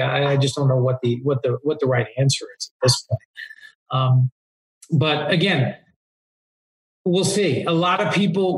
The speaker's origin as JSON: {"language": "English", "region": "East Coast", "country": "United States", "tie": "born or raised there", "moved": "yes", "lives_now": "Southern California, United States", "said": "I moved to Southern California, but you know, when I growing up on the East Coast"}